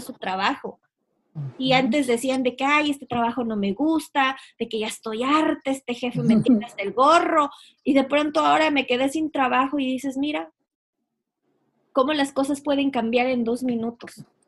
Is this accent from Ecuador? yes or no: yes; Ecuador; moved away as an adult; yo soy de Ecuador y yo, recuerdo estar cuando tenía pues 17, 18 años, me iba a la universidad